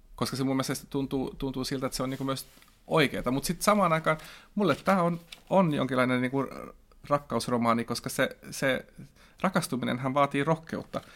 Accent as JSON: {"language": "Finnish", "country": "Finland", "first_language": "Swedish", "second_language": "Finnish", "said": "mä oon kaksikielinen, mutta silti niin kuin, mun äidinkieli on ruotsi ja kirjoitan ruotsiksi"}